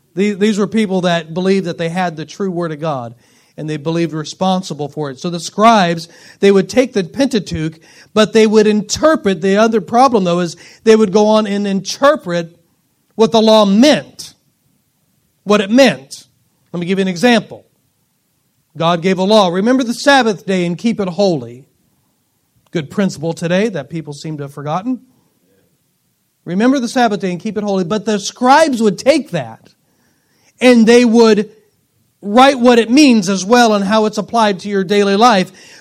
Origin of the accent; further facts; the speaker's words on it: Springfield, Missouri, United States; I was born at Cox North Hospital in Springfield.